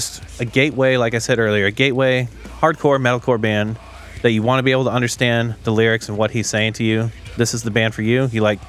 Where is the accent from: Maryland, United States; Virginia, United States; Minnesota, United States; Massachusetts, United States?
Minnesota, United States; They're from my home state, Minnesota.